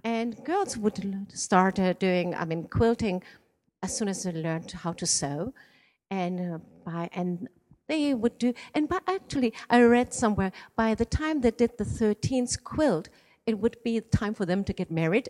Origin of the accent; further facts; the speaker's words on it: Iran; moved away; I was born in Iran and my father is Iranian